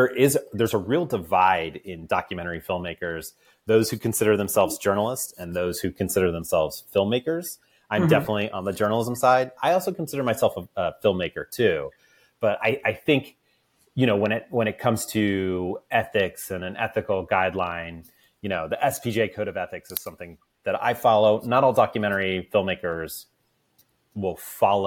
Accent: right outside of Baltimore, Maryland, United States; I grew up right outside of Baltimore

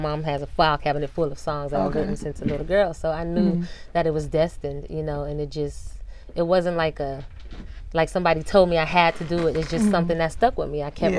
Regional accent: Inglewood, California, United States; from Inglewood, California. Born and raised.

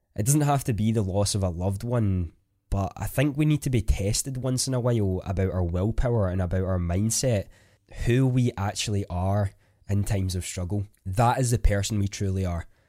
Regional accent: Scotland, United Kingdom; I am a Scottish content creator

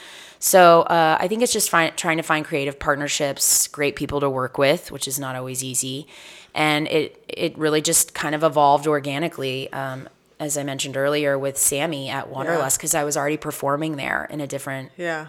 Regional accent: Houston, Texas, United States; And so Houston, being one of the biggest cities in the country, I've yet to perform at the Improv in my hometown any day now.

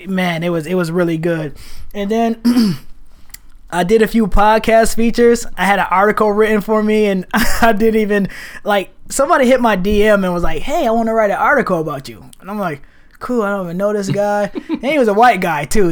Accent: Rochester, New York, United States; moved away as an adult; now in Portland, United States; I am from Rochester, New York

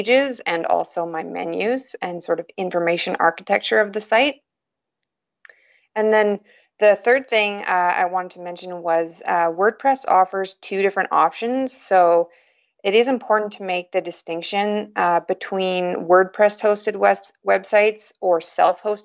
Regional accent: Yukon, Canada; I was born and raised in the Yukon Territory, and I still live here, which is up in northern Canada.

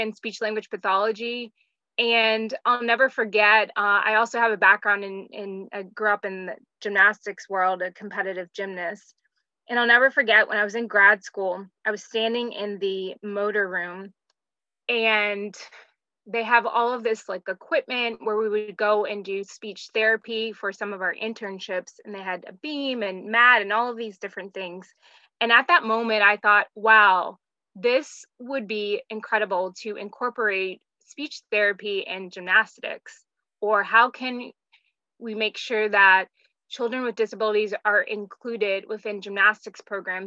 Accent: North Carolina, United States; also born or lived in Atlanta, Georgia; So I grew up in the South. I was born in Atlanta and grew up in North Carolina.

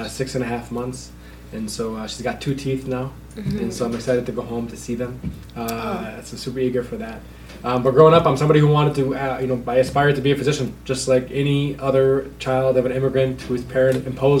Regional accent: Dearborn, Michigan, United States; Born and raised in East Dearborn.

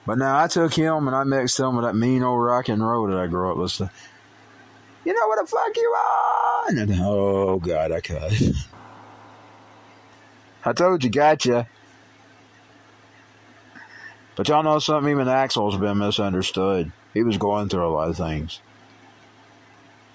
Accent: United States; as an American who believes in the Constitution

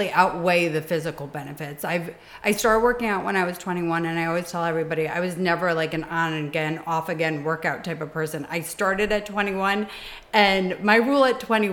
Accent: Connecticut, United States; moved away as an adult; now in New York, United States; I actually grew up in Connecticut. I've been in New York for 18 years, and I grew up in Connecticut

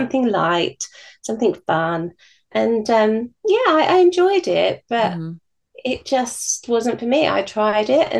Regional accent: United Kingdom; being British

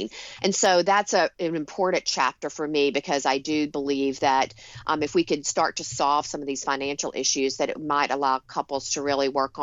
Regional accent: Rome, Georgia, United States; now in Long Island, New York, United States; my hometown in Rome, Georgia

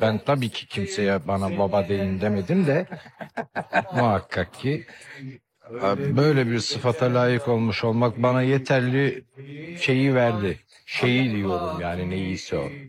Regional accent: Turkey; Hepimiz burada yaşıyoruz. Burada doğduk. Burada büyüdük.

